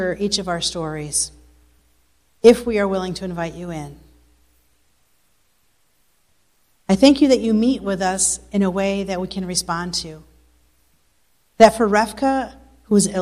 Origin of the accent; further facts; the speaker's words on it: United States; moved away as an adult; also born or lived in New York; now in Bosnia and Herzegovina; as an American